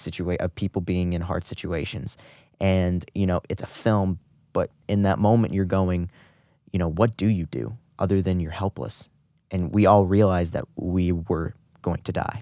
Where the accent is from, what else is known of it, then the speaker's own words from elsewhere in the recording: St. Charles, Missouri, United States; also born or lived in Guatemala; I was adopted by Brian and Joy Smith, who have now resided in Saint Charles, Missouri for the past eighteen years, ever since they got me.